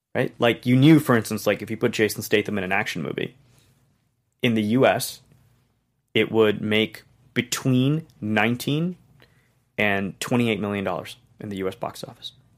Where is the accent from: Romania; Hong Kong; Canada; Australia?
Hong Kong; moved away; I'm not from here. I grew up in Hong Kong